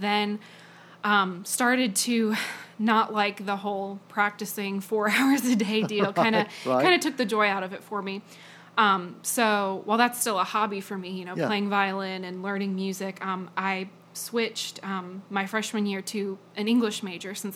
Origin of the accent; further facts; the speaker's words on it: Virginia, United States; I am from Marietown, Virginia, which is a very tiny town, not really on any map